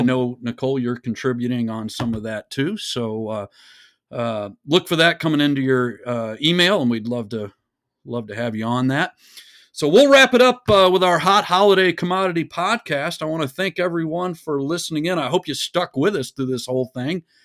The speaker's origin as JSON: {"language": "English", "region": "Texas", "country": "United States", "tie": "born or raised there", "said": "I grew up in Texas"}